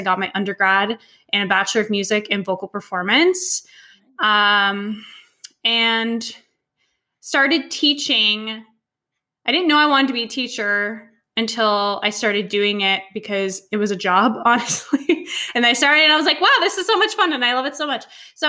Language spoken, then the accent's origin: English; Canada; Yes, I'm Canadian